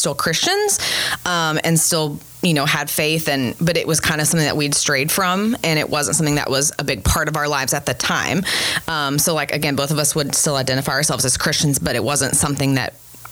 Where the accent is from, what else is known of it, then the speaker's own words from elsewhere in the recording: Northeast Texas, United States; moved away as an adult; also born or lived in Dallas-Fort Worth area, Texas; now in De Pere, Wisconsin, United States; I grew up in Northeast Texas, like almost Oklahoma.